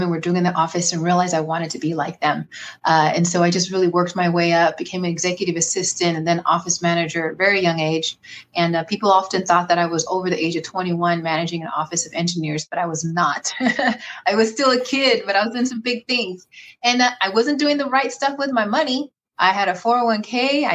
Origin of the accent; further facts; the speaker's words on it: Bay Area, Northern California, United States; I am from Northern California, born and raised in the Bay Area